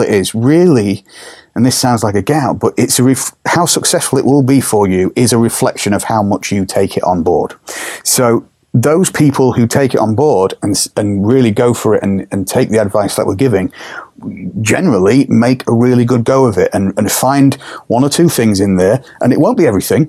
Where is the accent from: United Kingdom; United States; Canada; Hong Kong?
United Kingdom; England; We are English. I am English at the end of the day